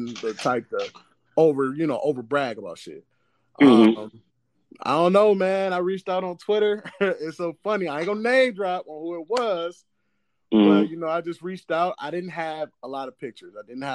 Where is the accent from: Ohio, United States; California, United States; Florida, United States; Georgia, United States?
Ohio, United States; Cleveland; I'm from Cleveland